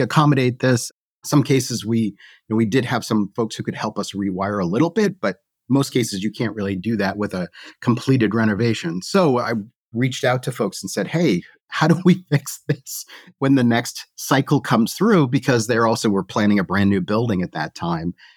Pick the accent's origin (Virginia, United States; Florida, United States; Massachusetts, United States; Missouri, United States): Massachusetts, United States; the Northeast near Boston; I grew up in the Northeast near Boston